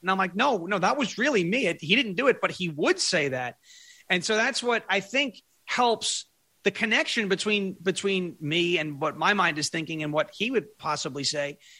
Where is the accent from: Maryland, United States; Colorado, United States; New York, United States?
New York, United States; Long Island; now in Tennessee, United States; I'm from Long Island. I grew up on Long Island. I live in Tennessee now